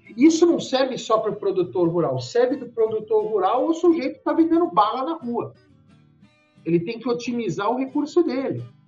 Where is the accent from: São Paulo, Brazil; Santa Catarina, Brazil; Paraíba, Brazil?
São Paulo, Brazil; moved away as an adult; now in Goiás, Brazil; Eu sou paulistano, estou aqui há 11 anos